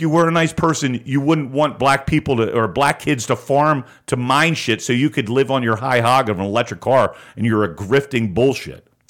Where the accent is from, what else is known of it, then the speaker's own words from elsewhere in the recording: United States; as an American